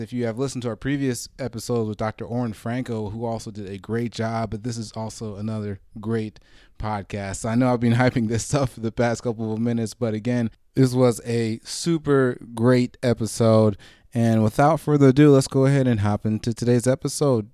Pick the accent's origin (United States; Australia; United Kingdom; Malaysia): United States; Marietta, Georgia; I grew up in Atlanta myself